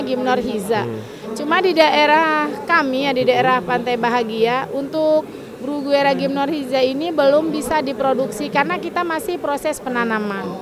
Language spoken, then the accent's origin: Indonesian; Muara Gembong, Bekasi Regency, West Java, Indonesia; Saya dari Muara Gembong.